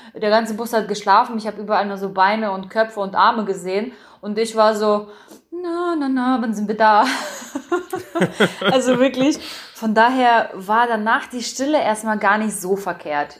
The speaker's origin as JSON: {"language": "German", "region": "Saxony-Anhalt", "country": "Germany", "tie": "born or raised there", "also_born_or_lived": "Berlin / North Rhine-Westphalia", "said": "dann mein Hauptwohnsitz, wo ich aufgewachsen bin, wo ich auch dann angefangen habe, nach Berlin jedes Mal zu pendeln, war Sachsen-Anhalt"}